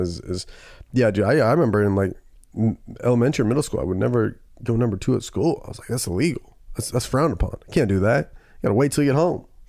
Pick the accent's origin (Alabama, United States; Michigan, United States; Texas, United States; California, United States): California, United States; Camarillo; my hometown in that, Camarillo